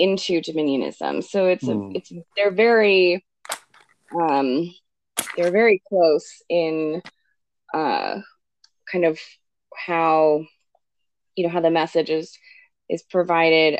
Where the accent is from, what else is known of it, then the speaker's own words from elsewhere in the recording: Arizona, United States; I'm from Arizona, and, you know, so I know a lot about, you know, the Mexican border